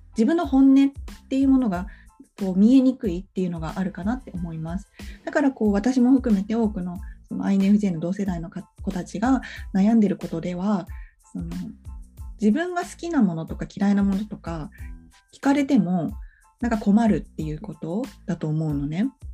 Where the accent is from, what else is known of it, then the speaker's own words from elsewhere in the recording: Japan; also born or lived in abroad (unspecified country); 海外に幼少期住んでたことがあったから日本に来た時にね小学校2年生だった